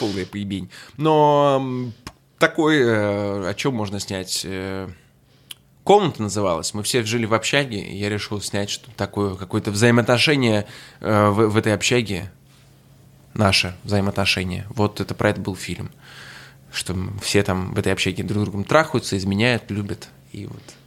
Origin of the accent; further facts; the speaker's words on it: Saint Petersburg, Russia; moved away as an adult; now in Moscow, Russia; Я приехал из Петербурга